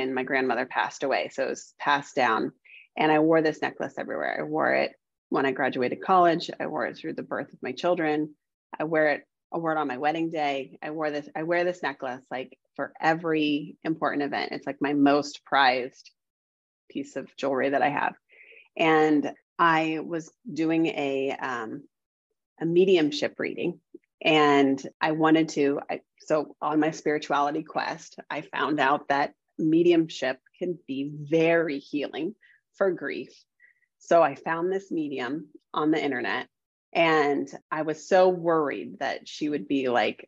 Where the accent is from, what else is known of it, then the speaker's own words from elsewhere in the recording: Indiana, United States; We moved back home. I'm from Indiana.